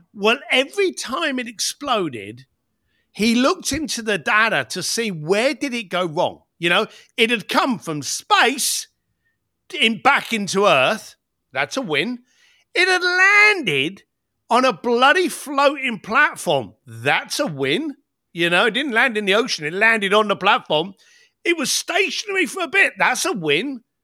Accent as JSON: {"language": "English", "region": "London", "country": "United Kingdom", "said": "I came from the East End of London"}